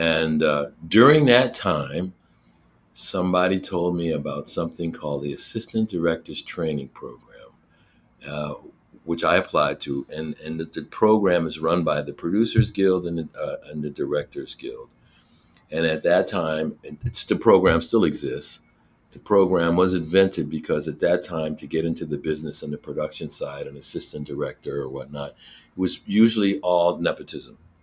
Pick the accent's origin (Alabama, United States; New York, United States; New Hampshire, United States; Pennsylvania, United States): Pennsylvania, United States; Scranton; moved away as an adult; I grew up in Scranton, Pennsylvania